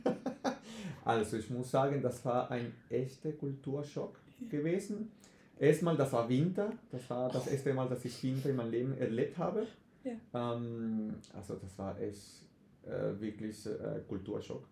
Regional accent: Venezuela; first language Spanish; German is a second language; moved away; ich komme, wie du gesagt hast, aus Venezuela, mhm. so Spanisch ist meine Muttersprache

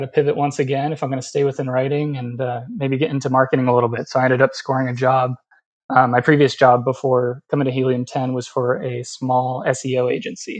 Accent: Southern California, United States; I grew up right here in Southern California. I've never left.

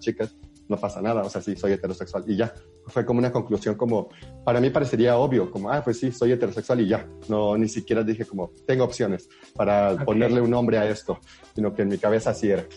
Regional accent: Huasteca, San Luis Potosí, Mexico; moved away; yo soy de la Huasteca

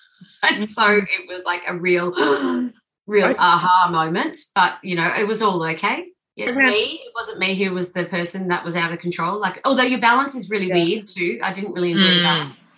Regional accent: Gold Coast, Queensland, Australia; I met my husband in Silver Star. and I grew up on the Gold Coast and met.

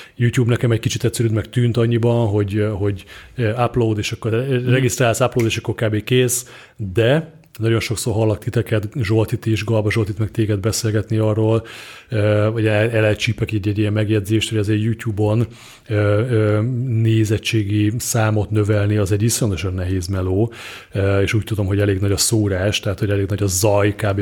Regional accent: Szarvas, Békés, Hungary; én szarvasi vagyok, és szarvason volt egy, vagy talán még mindig megvan egy informatika, egy ilyen IT bolt

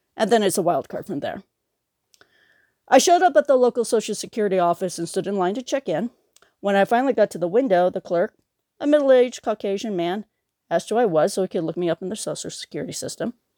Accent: United States; also born or lived in Bangkok, Thailand; I was born in Bangkok, Thailand, and came to America when I was two years old

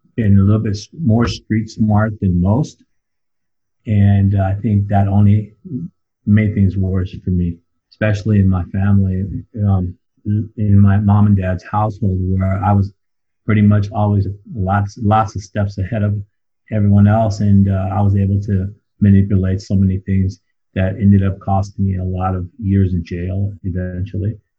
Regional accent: San Diego, California, United States; also born or lived in Claremont, California; I'm originally from San Diego, California. Grew up there for the first nine, ten years of my life, and uh, and we moved to um, Claremont, California

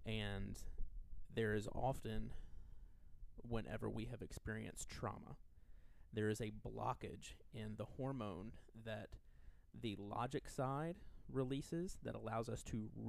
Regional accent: rural Southwest Virginia, United States; I grew up in rural Southwest Virginia. Sometimes my accent makes it makes some words hard for that I say to be understood.

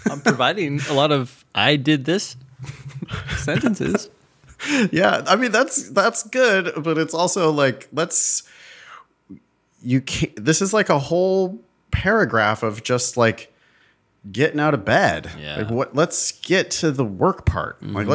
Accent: Arizona, United States; young professionals in my home state of Arizona. I accepted.

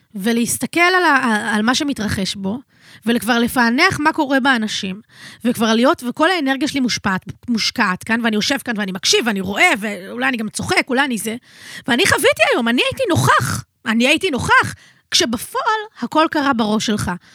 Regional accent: Tel Aviv, Tel Aviv District, Israel; אני נולדתי בתל אביב

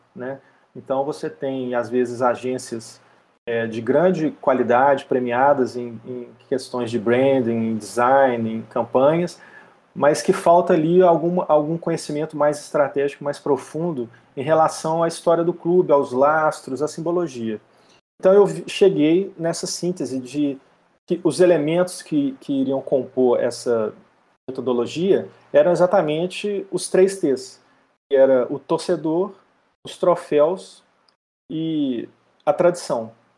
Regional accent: Belo Horizonte, Minas Gerais, Brazil; eu sou mineiro de Belo Horizonte

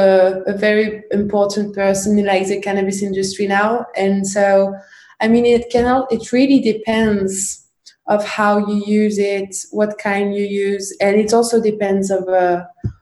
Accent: Paris, Île-de-France, France; I grew up in Paris, in the east of Paris

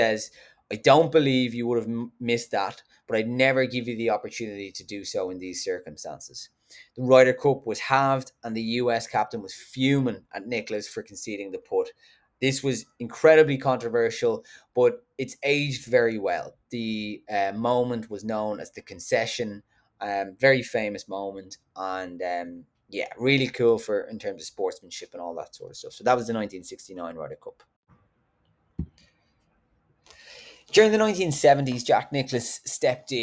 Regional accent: County Wicklow, Ireland; I'm from Wicklow

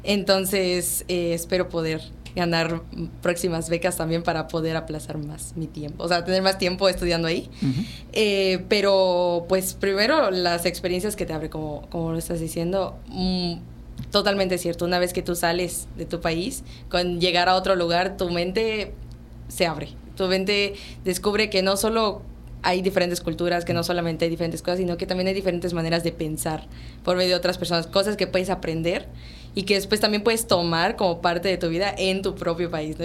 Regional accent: Yucatán, Mexico; como mexicano y como yucateco, que aparte nosotros somos muy tradicionales

